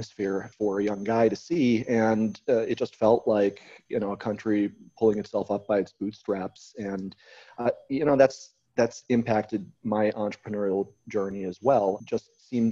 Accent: United States; also born or lived in Croatia; I'm American

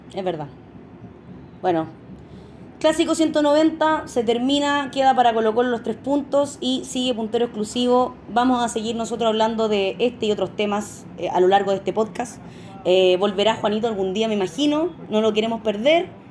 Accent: Talca, Maule, Chile; somos de Talca

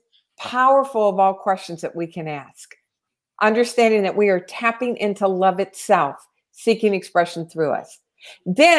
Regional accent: Louisiana, United States; also born or lived in Tennessee; now in California, United States; I'm from Louisiana and I lived in Tennessee for 18 years

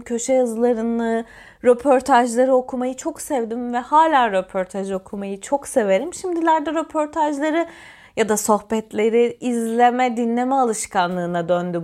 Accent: Antalya, Turkey; Ben Antalyalıyım ve Antalyalı olmanın getirdiği bir gerçeklik var

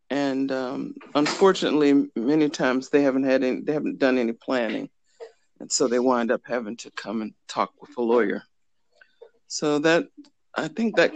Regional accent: Fort Benning, Georgia, United States; born there; I'm an Army brat. I was born in Fort Benning, Georgia graduated from Fort Knox High School

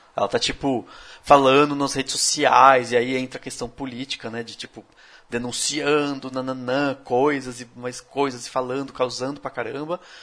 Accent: Brazil; como brasileiro

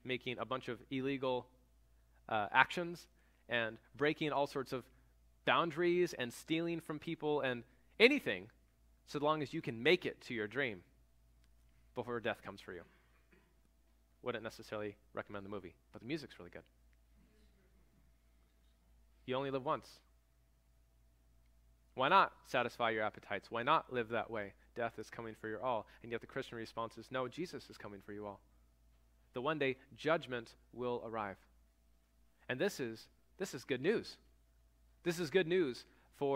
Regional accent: United States

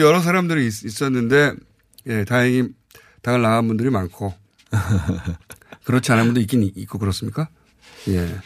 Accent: South Chungcheong, South Korea; 저도 고향이 충남인데

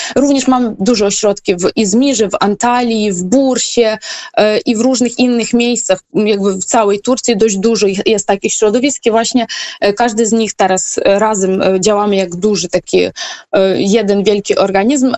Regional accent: Ukraine; moved away as an adult; now in Turkey; jako Ukrainka

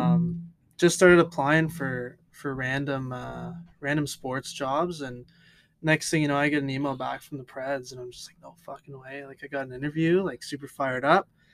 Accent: Greater Sudbury, Ontario, Canada; I grew up in the Valley, greater Sudbury, technically, about 20 minutes from the actual city of Sudbury

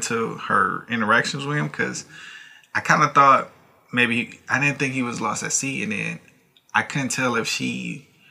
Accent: United States; as American

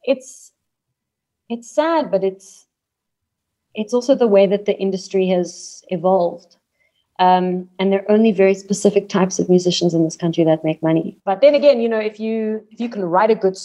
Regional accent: Cape Town, Western Cape, South Africa; moved away as an adult; now in Johannesburg, South Africa; being born and bred in Cape Town

